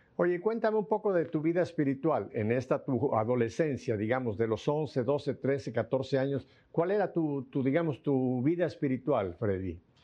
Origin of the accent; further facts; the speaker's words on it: Mexico; also born or lived in South Florida; now in Miami, United States; yo nací en México y a mí me tocó una infancia muy parecida a la que tú dices